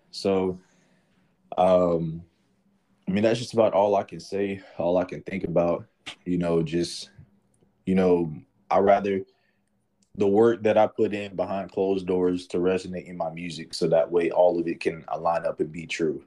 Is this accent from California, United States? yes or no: no; Atlanta, Georgia, United States; I'm from Atlanta